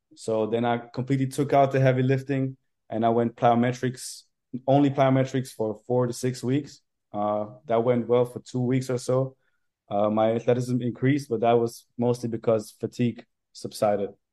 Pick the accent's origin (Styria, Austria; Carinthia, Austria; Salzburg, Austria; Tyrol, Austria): Carinthia, Austria; moved away as an adult; now in Vienna, Austria; So I'm from Carinthia originally, and then I moved to Vienna to study sports science